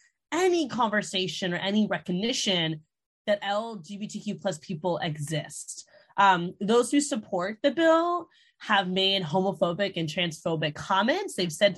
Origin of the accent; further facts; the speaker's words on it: Orlando, Florida, United States; So I grew up in Orlando